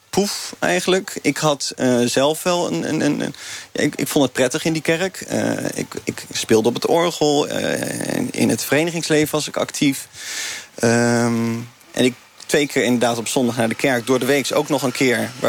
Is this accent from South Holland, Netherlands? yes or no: yes; 's-Gravenzande, South Holland, Netherlands; vanaf mijn tienerjaren ben ik opgegroeid in de Gifmeerde gemeente in Schravenzanden. Voor die tijd waren mijn ouders een beetje aan het zwerven.